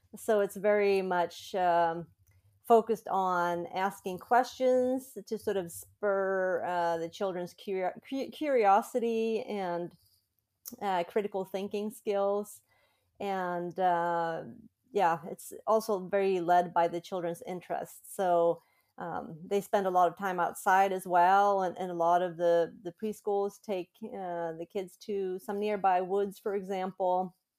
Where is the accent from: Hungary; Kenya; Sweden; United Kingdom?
Sweden; moved away as an adult; also born or lived in United States; I was born and raised in Sweden, but I've lived in the U S for about fifteen years